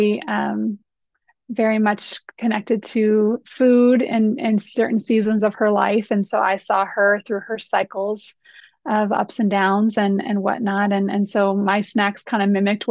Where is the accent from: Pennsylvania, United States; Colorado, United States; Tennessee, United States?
Colorado, United States; I grew up here in Colorado